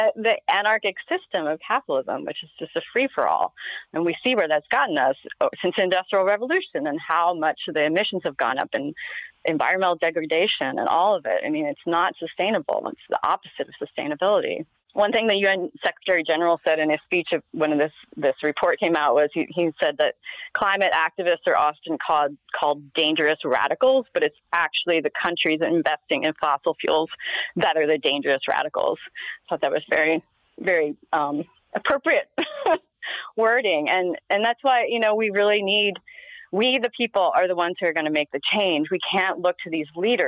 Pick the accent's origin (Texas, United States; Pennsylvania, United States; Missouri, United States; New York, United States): Pennsylvania, United States; moved away; I grew up in Pennsylvania and there's still a lot of, it's still coal country out there